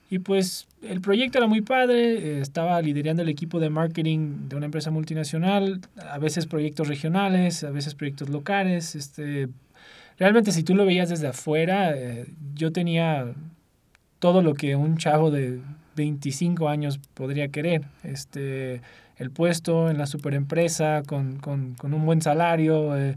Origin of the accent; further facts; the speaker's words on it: São Paulo, Brazil; Spanish is a second language; moved away; also born or lived in United States; soy originalmente de Brasil, eh, de Sao Paulo. Eh, pero casi nunca viví ahí, eh, una vida muy eh, en diversos países.